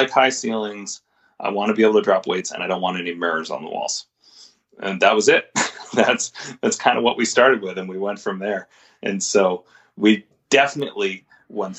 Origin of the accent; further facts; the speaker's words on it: Winchester, Massachusetts, United States; I grew up in Winchester, which is the town where NBSC's first facility was. I grew up less than a mile from where Mike opened